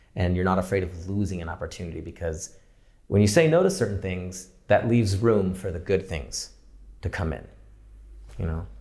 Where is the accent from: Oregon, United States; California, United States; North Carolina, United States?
California, United States; San Diego; also born or lived in Orange County; now in Los Angeles, United States; I grew up in San Diego, um, and then moved to Orange County for school